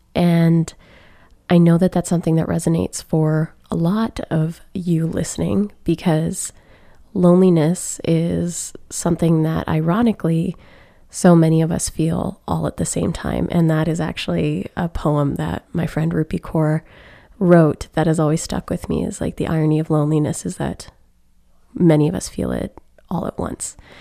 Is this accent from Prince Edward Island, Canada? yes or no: no; Alberta, Canada; moved away; seeing family back home in Alberta